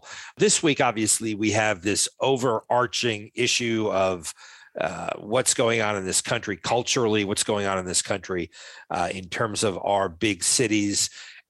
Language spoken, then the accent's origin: English; Providence, Rhode Island, United States; my hometown in Providence, Rhode Island